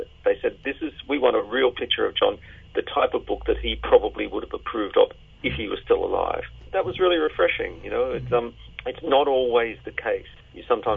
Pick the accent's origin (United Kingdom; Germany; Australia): Australia; Sydney, New South Wales; Growing up in Sydney in the 60s and 70s, I was a suburban kid raised on Countdown